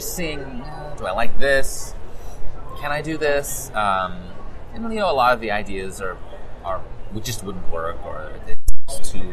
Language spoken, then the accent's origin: English; Statesville, North Carolina, United States; I grew up in Statesville, North Carolina.